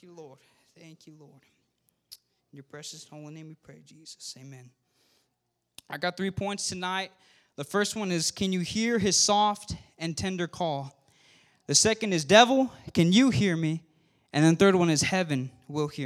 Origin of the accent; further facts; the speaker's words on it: California, United States; I know I'm from California